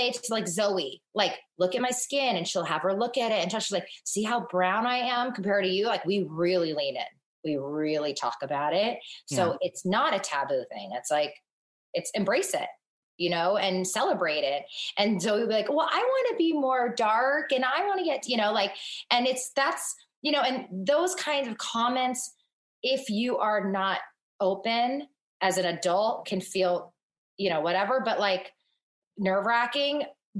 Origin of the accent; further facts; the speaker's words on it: northern China, China; And we're both from Northern China. We're just 2 years apart.